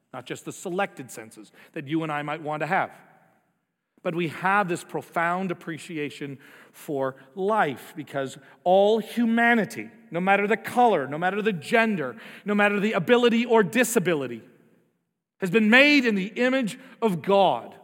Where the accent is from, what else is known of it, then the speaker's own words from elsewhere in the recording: United States; we're American